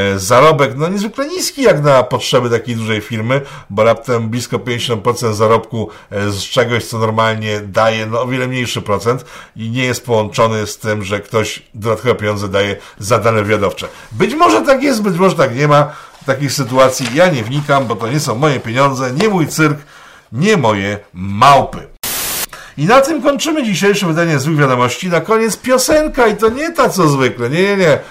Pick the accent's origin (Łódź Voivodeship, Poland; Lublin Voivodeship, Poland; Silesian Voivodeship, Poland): Łódź Voivodeship, Poland; Łódź; now in Serock, Poland; mojego rodzinnego miasta